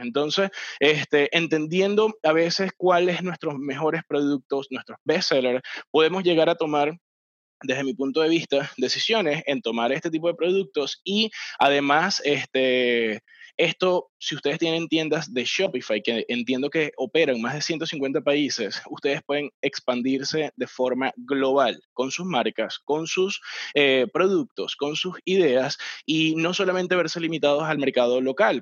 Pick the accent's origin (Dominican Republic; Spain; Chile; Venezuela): Venezuela; soy venezolano